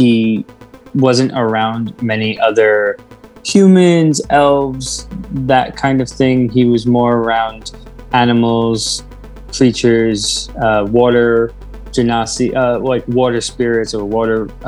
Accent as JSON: {"language": "English", "town": "New York City", "region": "New York", "country": "United States", "said": "I am from Brooklyn, I really don't do a very good Brooklyn accent"}